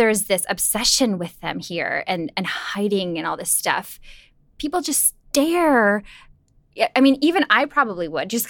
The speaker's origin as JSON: {"language": "English", "region": "Minnesota", "country": "United States", "also_born_or_lived": "Miami", "said": "And I'm from Minnesota where like you basically wear clothes in the shower."}